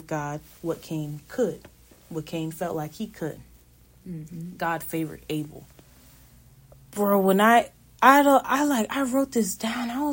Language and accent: English; Florida, United States; I'm from Florida. I'm in California.